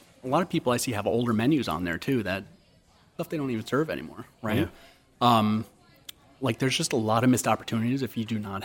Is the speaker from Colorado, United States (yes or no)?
no; Stamford, Connecticut, United States; I'm born and raised in Stanford